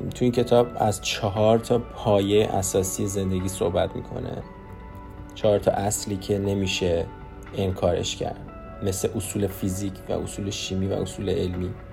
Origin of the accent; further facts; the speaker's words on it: Iran; moved away as an adult; now in Canada; من خودم رو ترکیبی نمیدونم چون من تو ایران بزرگ شدم